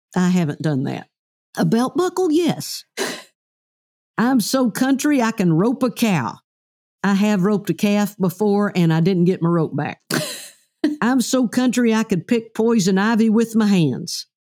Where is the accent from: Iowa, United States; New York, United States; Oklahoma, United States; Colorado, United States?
Oklahoma, United States; we're both from the South, I'm from Oklahoma